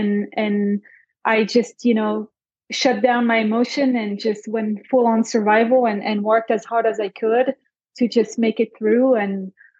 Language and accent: English; Belgium; first language French; English is a second language; now in Scottsdale, United States; I'm originally from Belgium, French speaking.